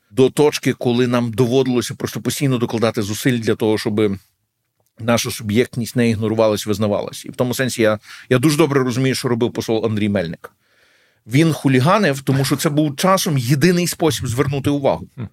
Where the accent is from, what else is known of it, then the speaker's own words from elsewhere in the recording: Lviv, Lviv Oblast, Ukraine; moved away; also born or lived in Kyiv; я львів'янин